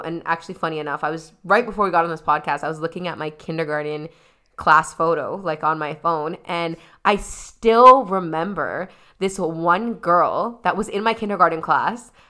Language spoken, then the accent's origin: English; Toronto, Ontario, Canada; I specifically am in Scarborough